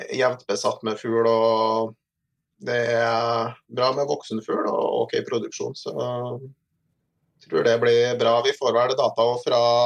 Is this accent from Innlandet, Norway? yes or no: no; Trondheim, Trøndelag, Norway; Jeg er ikke fra Meråker, men jeg er fra, jeg er fra Trondheim. Så. Ja har eh, alle mine studier og barndomsår